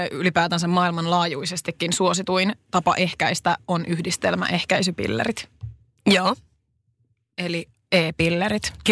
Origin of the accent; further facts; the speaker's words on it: South Ostrobothnia, Finland; now in Helsinki, Finland; Mä oon kotoisin Etelä-Pohjanmaalta, mikä selittää tosi paljon